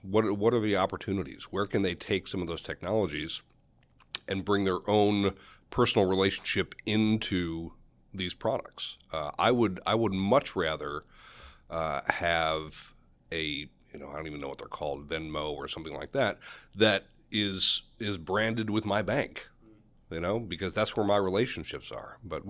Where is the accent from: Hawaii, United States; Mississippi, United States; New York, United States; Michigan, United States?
New York, United States; also born or lived in Philadelphia / Dallas; I grew up in Western New York, and I spent my early years outside of Buffalo, went to college in Philadelphia, and as soon as I left for college, I was in big cities for many, many years, Philadelphia, Dallas.